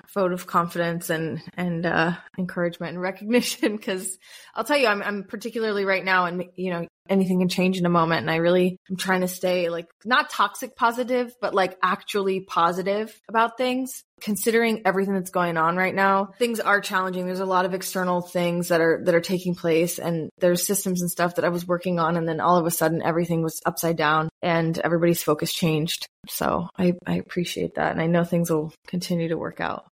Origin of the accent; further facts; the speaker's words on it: United States; moved away as an adult; now in Tel Aviv, Israel; as an American in Israel